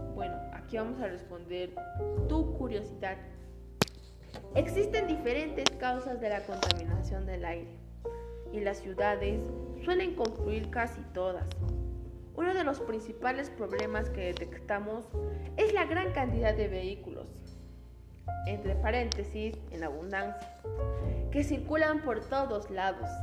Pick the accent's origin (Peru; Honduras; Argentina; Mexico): Peru; como peruanos que somos